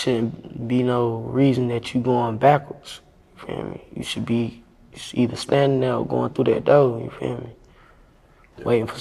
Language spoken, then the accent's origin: English; Bradtown, North Carolina, United States; I'm from Bradtown, North Carolina